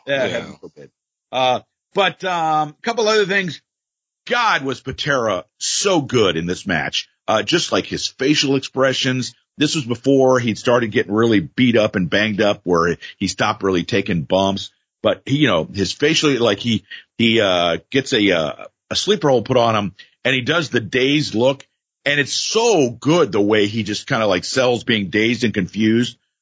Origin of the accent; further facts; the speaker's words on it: South Florida, United States; we grew up in South Florida.